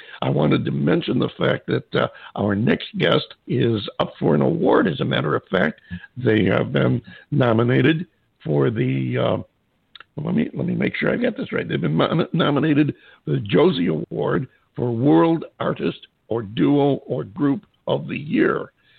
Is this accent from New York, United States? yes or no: yes; upstate New York, United States; moved away as an adult; also born or lived in Los Angeles; when I was a kid in upstate New York